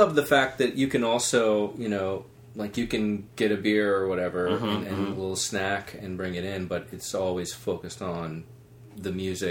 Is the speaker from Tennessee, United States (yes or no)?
yes; Nashville, Tennessee, United States; I saw this side of Nashville's music that a lot of people that come from out of town or that just hear about Nashville and Nashville just from its image and that they don't realize